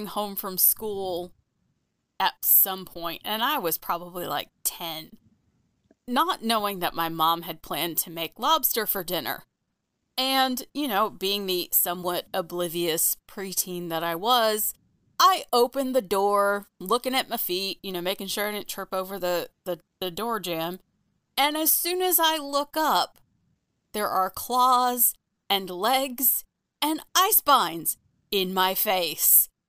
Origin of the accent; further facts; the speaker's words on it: New England, United States; moved away; I'm from New England